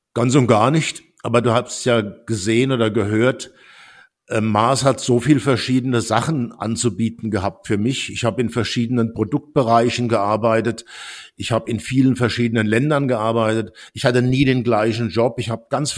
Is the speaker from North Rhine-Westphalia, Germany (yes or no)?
no; Worms, Rhineland-Palatinate, Germany; moved away as an adult; also born or lived in Stuttgart / France / United States; Ich bin in Worms geboren und war im Gauss-Gymnasium